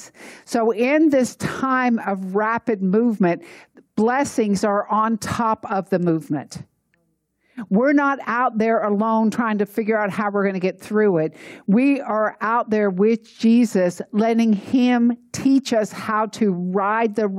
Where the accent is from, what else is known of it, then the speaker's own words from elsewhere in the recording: Atlanta, Georgia, United States; I grew up in Atlanta, and we had the Chattahoochee River.